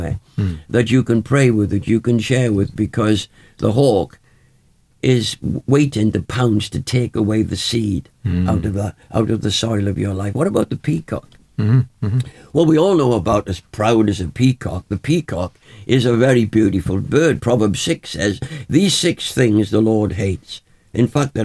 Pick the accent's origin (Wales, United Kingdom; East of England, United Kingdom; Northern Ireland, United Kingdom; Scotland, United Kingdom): Wales, United Kingdom; When I was growing up in Wales, we'd go up into the mountain